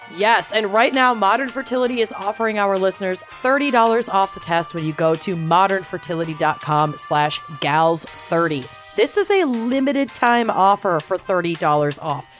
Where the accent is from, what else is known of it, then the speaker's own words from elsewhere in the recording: New England, United States; I'm from New England